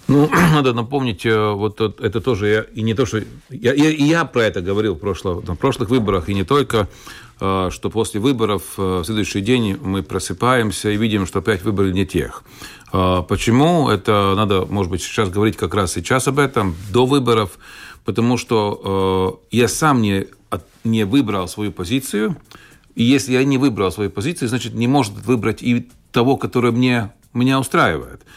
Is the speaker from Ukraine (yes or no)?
no; Valmiera, Vidzeme, Latvia; also born or lived in Purciems, Riga, Latvia; now in Jelgava, Latvia; бывший город Валмера, где, откуда я родом